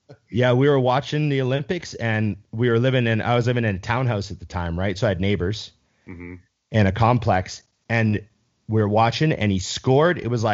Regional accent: Canada

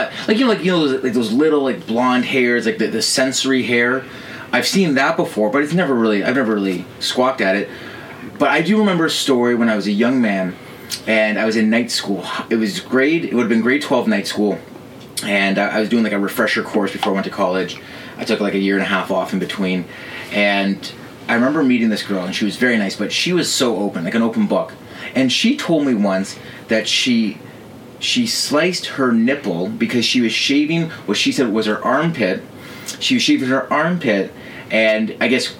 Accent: Canada; growing up in Canada

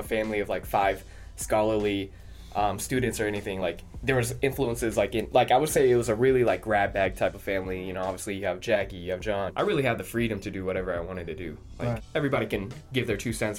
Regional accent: Kent, Washington, United States; with my family, growing up in Kent

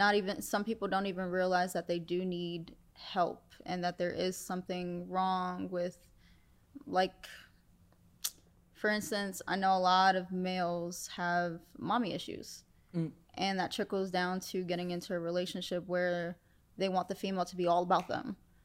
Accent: New York City, New York, United States; moved away; I'm from the Bronx. I'm from the Bronx.

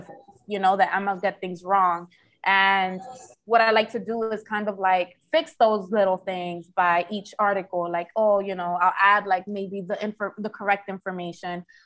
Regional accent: Philadelphia, Pennsylvania, United States; also born or lived in Washington Heights, Manhattan, New York / Jersey City; now in Dominican Republic; I was raised in one of the most underrated, musically driven cities, Philadelphia.

